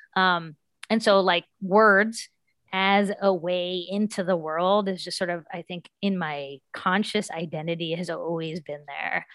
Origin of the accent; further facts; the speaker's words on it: West Virginia, United States; I'm from West Virginia